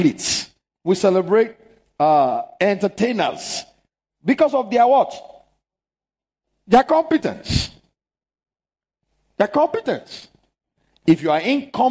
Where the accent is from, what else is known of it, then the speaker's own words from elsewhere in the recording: Lagos, Nigeria; There are places I knew growing up in Lagos